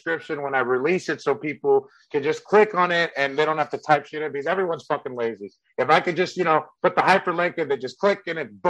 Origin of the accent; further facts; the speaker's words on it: San Carlos, California, United States; English is a second language; the suburb I grew up in San Carlos, California